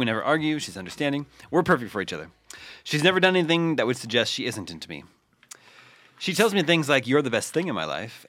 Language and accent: English; Olathe, Kansas, United States; moved away; I'm from Olathe, which is a suburb of Kansas City